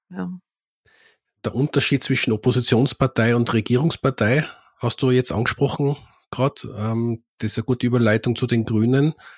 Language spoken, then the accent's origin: German; Tyrol, Austria; als Tiroler